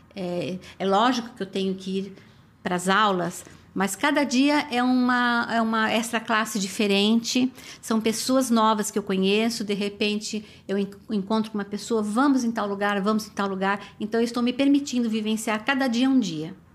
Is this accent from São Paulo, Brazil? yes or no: yes; São Paulo, Brazil; moved away as an adult; now in New York, United States; eu sou de São Paulo.